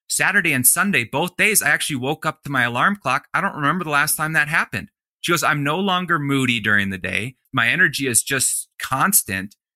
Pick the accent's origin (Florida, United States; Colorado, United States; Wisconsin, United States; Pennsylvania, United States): Colorado, United States; in Colorado, in my home state